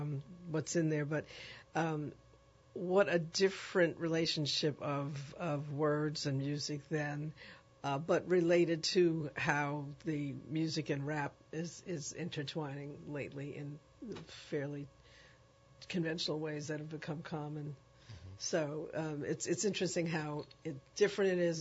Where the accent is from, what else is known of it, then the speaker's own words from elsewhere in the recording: New York City, New York, United States; I grew up in the Bronx